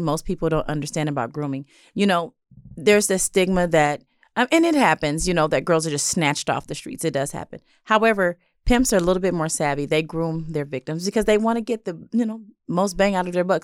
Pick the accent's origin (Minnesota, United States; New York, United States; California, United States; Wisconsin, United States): California, United States; Los Angeles; I grew up in South